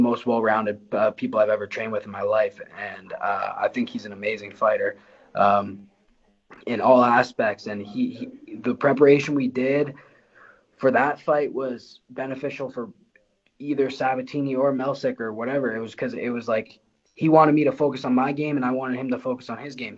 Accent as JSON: {"language": "English", "town": "Windsor", "region": "Ontario", "country": "Canada", "said": "I'm from Essex County, uh, and like Windsor area"}